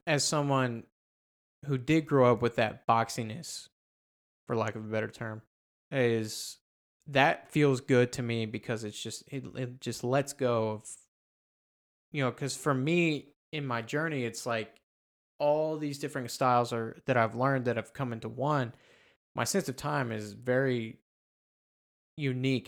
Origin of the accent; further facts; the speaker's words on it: United States; being you know, an American and growing up in the American music system